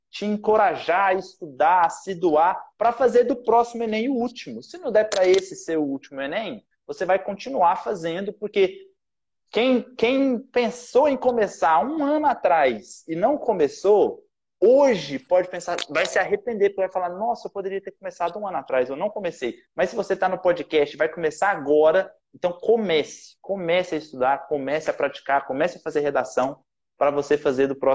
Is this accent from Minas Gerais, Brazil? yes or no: no; Goiás, Brazil; now in Rio de Janeiro, Brazil; eu sou goiano, né? Nasci em Goiás. Então, lá a gente fala muito ai, a gente puxa o R, então a gente fala porta.